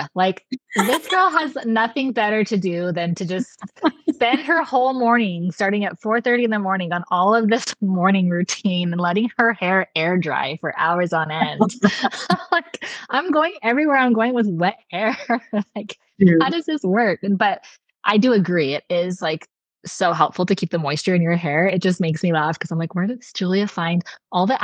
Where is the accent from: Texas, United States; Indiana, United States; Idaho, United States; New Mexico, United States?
New Mexico, United States; now in Austin, United States; growing up in New Mexico, we get like the most insane sunset